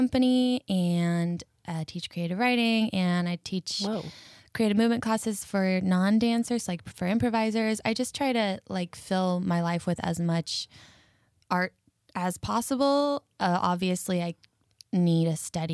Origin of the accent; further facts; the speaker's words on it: Mesa, Arizona, United States; now in Los Angeles, United States; I grew up in Mesa, Arizona, which is a very suburban, Mormon-filled town